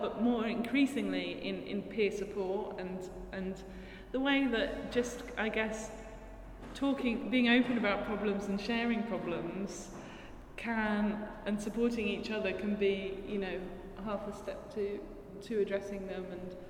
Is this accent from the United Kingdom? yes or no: yes; United Kingdom; inflicted by childhood growing up in Thatcher's Britain.